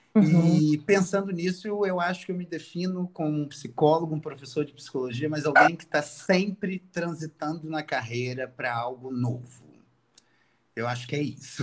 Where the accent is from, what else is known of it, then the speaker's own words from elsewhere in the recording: Itaperuna, Rio de Janeiro, Brazil; Eu sou de Itaperuna